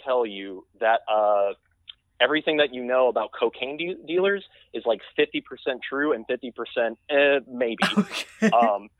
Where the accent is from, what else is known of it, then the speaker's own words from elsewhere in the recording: Arkansas, United States; "Oh, I'm from Arkansas,"